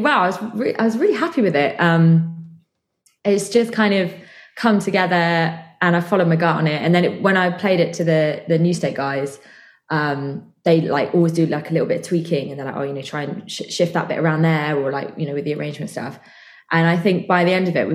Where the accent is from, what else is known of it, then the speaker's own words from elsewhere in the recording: just outside Bristol, South West England, United Kingdom; I'm from Bristol. Well, sort of. I'm from like just outside Bristol, so this is like my home.